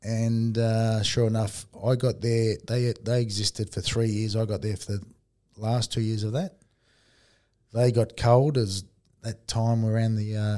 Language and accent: English; Engadine, New South Wales, Australia; moved away as an adult; also born or lived in Cronulla / Perth; now in Melbourne, Australia; I grew up in Engadine back in the day. I'm talking a long time ago. I'm 50 years of age